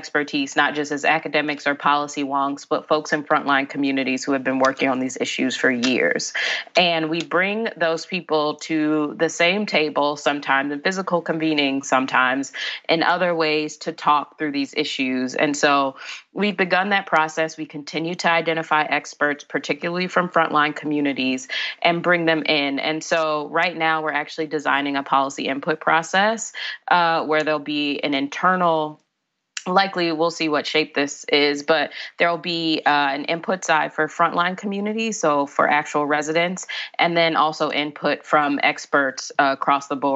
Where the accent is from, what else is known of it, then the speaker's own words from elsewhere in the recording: Chicago, Illinois, United States; I grew up in Inglewood in Chicago